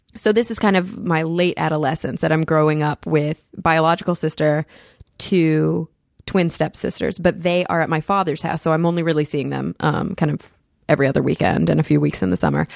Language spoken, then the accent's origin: English; Plano, Texas, United States; moved away as an adult; also born or lived in Denton, Texas / New York; was born and raised in Plano, Texas